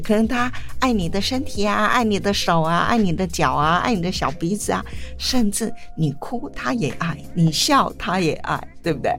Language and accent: Chinese; Taiwan; 我是在乡下长大